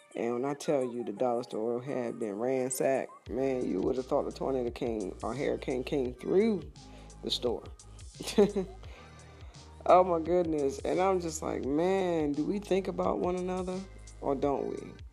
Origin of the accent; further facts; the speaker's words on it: East Coast, United States; moved away; I'm originally from the East Coast, and I'm hoping my area is doing pretty well